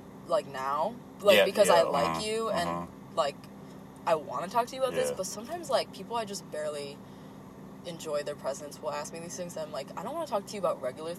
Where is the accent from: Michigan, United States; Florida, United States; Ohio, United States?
Michigan, United States; Rochester Hills; I'm from Rochester Hills